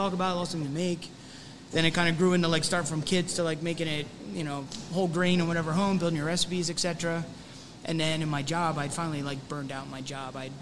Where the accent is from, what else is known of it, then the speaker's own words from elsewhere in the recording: Lehigh Valley, Pennsylvania, United States; moved away as an adult; also born or lived in Bermuda; I grew up in the Lehigh Valley originally